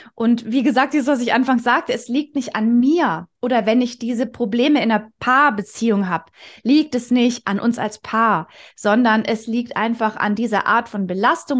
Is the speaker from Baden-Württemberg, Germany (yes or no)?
yes; near Stuttgart, Baden-Württemberg, Germany; also born or lived in Konstanz / Vienna; ich bin äh, aus der Nähe von Stuttgart, da bin ich auch schon geboren, habe zwischenzeitlich mal in Konstanz und Wien gelebt